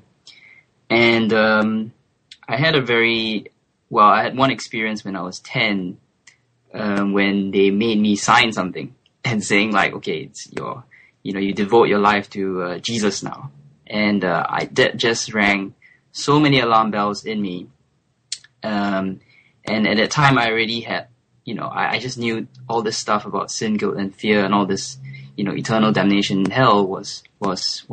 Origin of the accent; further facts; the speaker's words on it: Singapore; first language English; moved away as an adult; also born or lived in France; now in London, United Kingdom; I'm Singaporean. So Singapore is a little tiny island in Southeast Asia, and English is my first language. So I grew up in Singapore